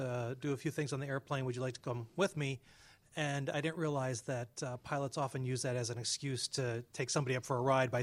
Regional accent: Rio, Wisconsin, United States; my hometown of Ryo, Wisconsin, for those of you who are not familiar, Ryo is a town of about 1,000, just a little bit north of Madison.

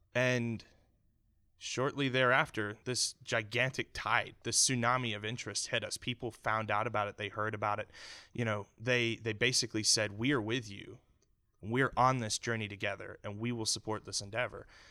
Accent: Canada; also born or lived in Houston, Texas; now in United States; as a Canadian immigrant

